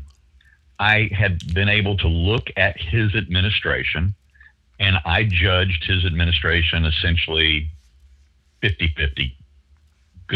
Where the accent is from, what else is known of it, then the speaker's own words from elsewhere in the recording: Louisiana, United States; growing up in Louisiana